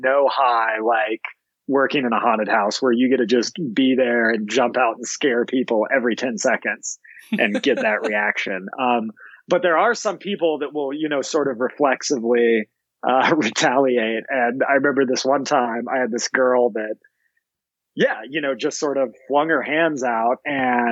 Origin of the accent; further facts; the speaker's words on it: Montana, United States; also born or lived in Georgia / Oklahoma; I was born in Georgia, but we moved up here when I was super young, just about 6 years old. So kind of lived the majority of my life in Montana.